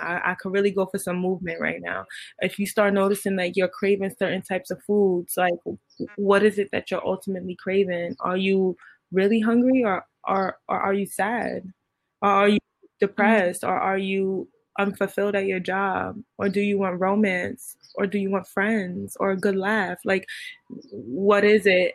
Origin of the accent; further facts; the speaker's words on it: New York City, New York, United States; I'm from Brooklyn